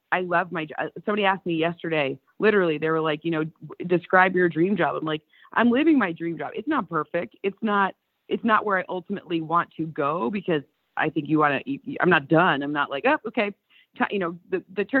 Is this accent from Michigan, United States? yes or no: yes; Lions country, Michigan, United States; we're Lions people. We grew up in Lions country.